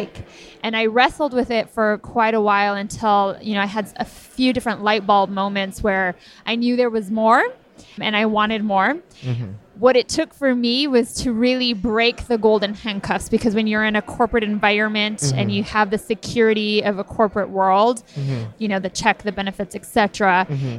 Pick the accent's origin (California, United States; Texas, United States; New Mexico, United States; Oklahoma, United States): New Mexico, United States; Mora; grew up in north central New Mexico in a small town called Mora